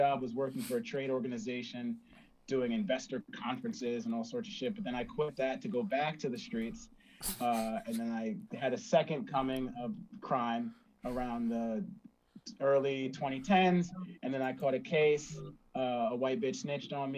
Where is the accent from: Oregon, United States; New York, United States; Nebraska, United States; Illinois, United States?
New York, United States; Westchester; I grew up in Westchester, New York, amongst the whites